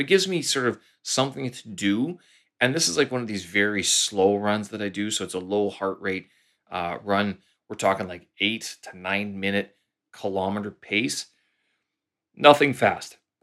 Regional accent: Canada; moved away as an adult; now in Beijing, China; I'm a Canadian expat living here in, uh, Beijing, China.

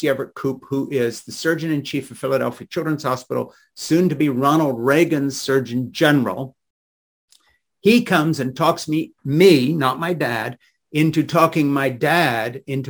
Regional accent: Switzerland; I was raised in Switzerland by evangelical missionary parents, Francis and Edith Schaefer

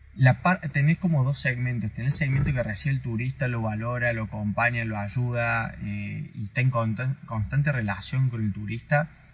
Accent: Córdoba, Argentina; moved away as an adult; now in Ushuaia, Argentina; yo soy cordobés, soy, viví en Ushuaia por adopción

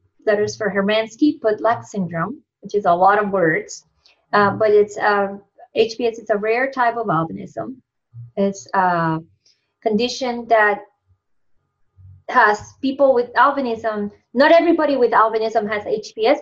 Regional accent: Ponce, Puerto Rico; moved away as an adult; also born or lived in Binghamton, New York; now in Massachusetts, United States; I am originally from Puerto Rico. Came to the States to do my master's in psychobiology

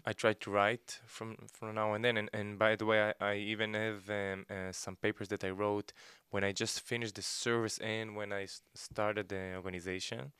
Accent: Gedera, Central District, Israel; moved away as an adult; also born or lived in Ezion; now in Tel Aviv, Israel; I was born in Ezion, uh, we moved to Gedera, I grew up in Gedera

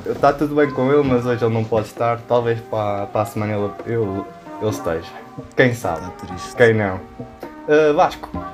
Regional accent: Covilhã, Centro, Portugal; eu aqui que fiquei na Covilhã, no sítio onde eu nasci

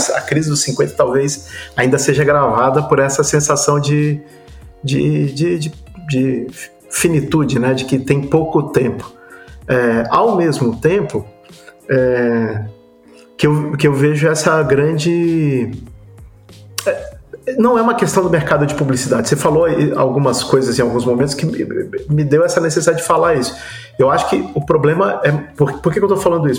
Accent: Brazil; a gente como brasileiro

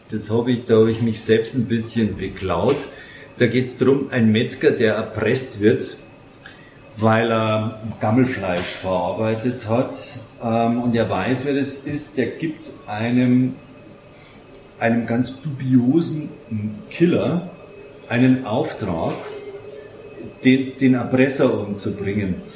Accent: Bavaria, Germany; äh, ein Rezept aus meiner Heimat der Hallertau

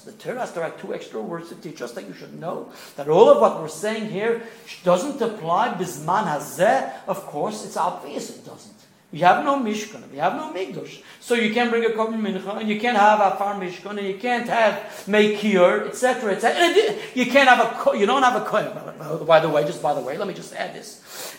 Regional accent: New York City, New York, United States; now in Melbourne, Australia; So I was born in East New York.

